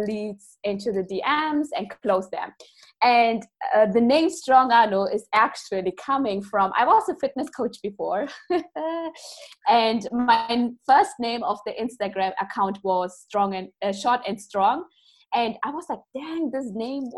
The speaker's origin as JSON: {"language": "English", "country": "Germany", "said": "I'm coming from Germany"}